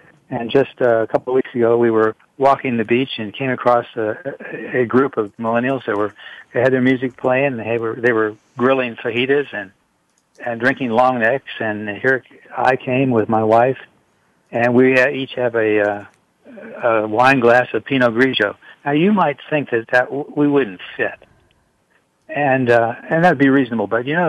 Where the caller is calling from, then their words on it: Houston, Texas, United States; I'm calling from a hotel room in beautiful downtown Houston, Texas.